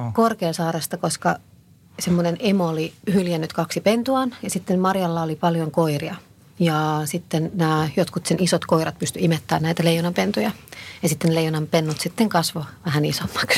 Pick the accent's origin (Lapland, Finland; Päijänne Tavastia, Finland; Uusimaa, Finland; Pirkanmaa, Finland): Uusimaa, Finland; Helsinki; mä oon kasvanut Meilahdessa